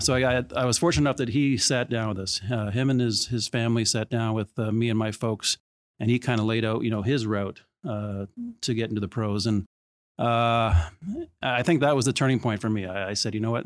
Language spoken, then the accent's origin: English; Toronto, Ontario, Canada; I grew up in Etobicoke.